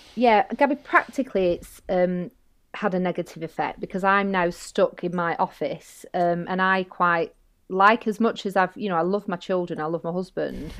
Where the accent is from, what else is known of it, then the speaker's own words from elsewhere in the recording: Bolton, North West England, United Kingdom; accent: northern; moved away as an adult; also born or lived in London; you might hear my northern accent, um, I'm from Bolton, and, um, I ended up coming back home